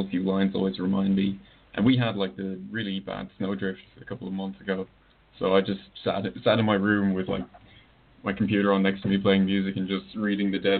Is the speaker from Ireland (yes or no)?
yes; Ireland; the country of my origin